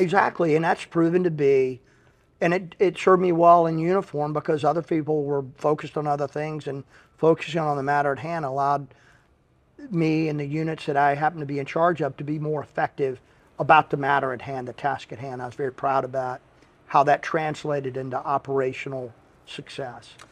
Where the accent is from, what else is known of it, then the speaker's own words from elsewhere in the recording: Henderson, North Carolina, United States; moved away as an adult; now in Pensacola, United States; I was leaving my hometown of Henderson, North Carolina, and headed to Pensacola